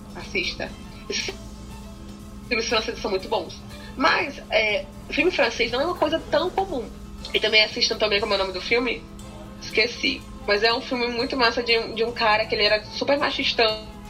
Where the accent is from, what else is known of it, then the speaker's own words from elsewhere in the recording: Brazil; a gente é do Brasil